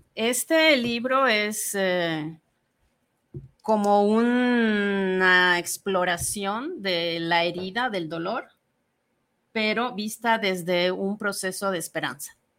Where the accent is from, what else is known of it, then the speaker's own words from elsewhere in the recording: Mérida, Yucatán, Mexico; moved away as an adult; also born or lived in Mexico City / Buenos Aires; now in Guadalajara, Mexico; Yo eh, nací en Mérida, Yucatán, y salí de ahí a los veintitantos años.